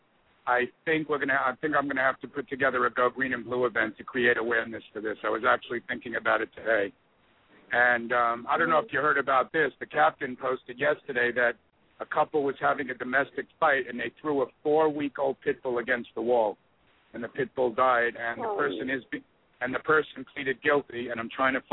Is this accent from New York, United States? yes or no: yes; New York, United States; I'm from New York